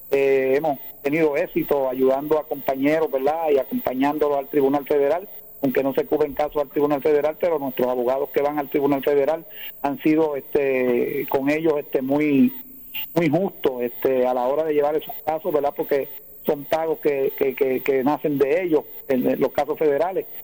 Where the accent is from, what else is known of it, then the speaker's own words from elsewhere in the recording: Cidra, Puerto Rico; also born or lived in Caguas; Sidra es mi pueblo, ¿verdad? De nacimiento